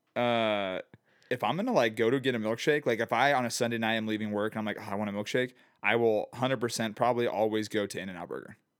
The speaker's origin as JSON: {"language": "English", "town": "Phoenix", "region": "Arizona", "country": "United States", "tie": "born or raised there", "said": "growing up in Phoenix"}